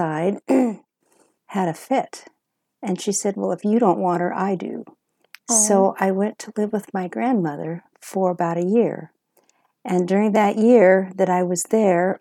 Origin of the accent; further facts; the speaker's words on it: Spokane, Washington, United States; now in Clarkston, United States; I was born and raised in Spokane, Washington. I am from Clarkston, Washington at this time